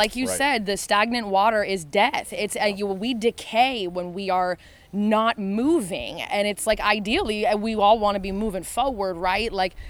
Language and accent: English; Oregon, United States; moved away as an adult; also born or lived in Los Angeles, California; now in near Nashville, United States; I am from Oregon, though. When I moved out here a few months ago